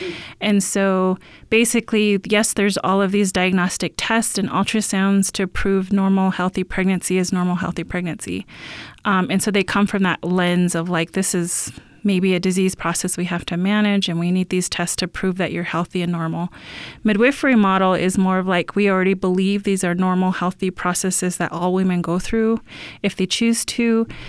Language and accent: English; Shasta, California, United States; like I grew up in Shasta